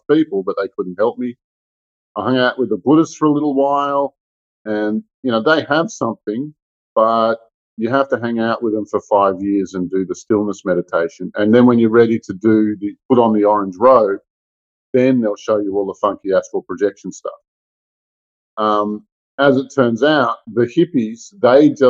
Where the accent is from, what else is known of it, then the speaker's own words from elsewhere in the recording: Melbourne, Victoria, Australia; I grew up in Melbourne, Australia